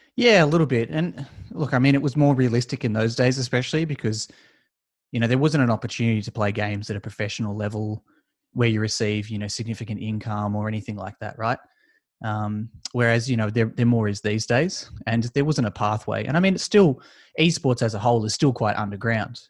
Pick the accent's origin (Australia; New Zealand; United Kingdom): Australia; judging by my accent, you could probably tell I'm from Australia.